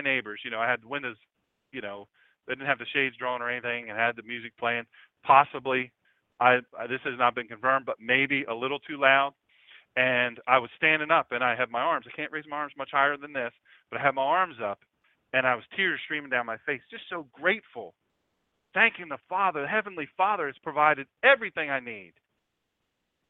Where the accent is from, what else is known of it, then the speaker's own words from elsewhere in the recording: Sussex County, Delaware, United States; I grew up in Sussex, the best